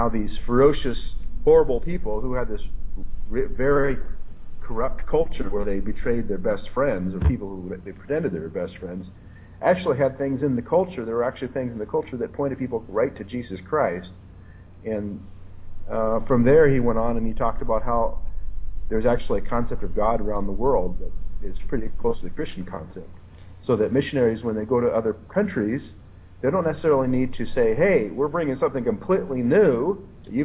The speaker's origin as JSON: {"language": "English", "town": "Seattle", "region": "Washington", "country": "United States", "tie": "born or raised there", "said": "I was born in Seattle"}